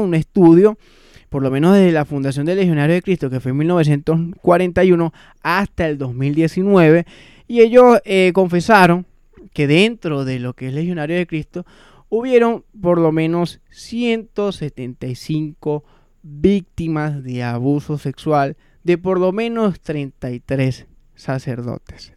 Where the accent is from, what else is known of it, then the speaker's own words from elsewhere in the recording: Venezuela; moved away; also born or lived in Caracas; nosotros como venezolanos